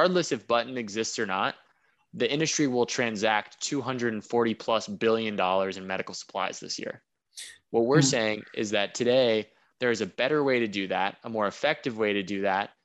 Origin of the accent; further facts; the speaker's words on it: United States; moved away as an adult; also born or lived in Beijing; I'm an American living in Beijing